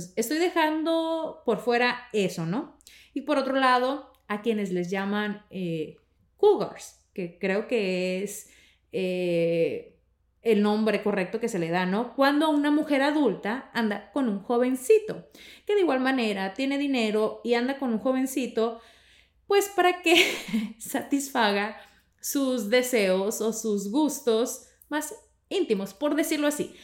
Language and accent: Spanish; northern Mexico, Mexico; somos mexicanos, ambos norteños